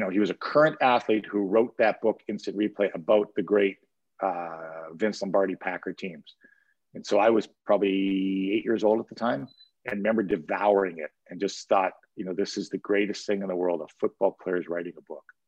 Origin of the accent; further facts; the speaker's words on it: Timmins, Ontario, Canada; I grew up in Timmins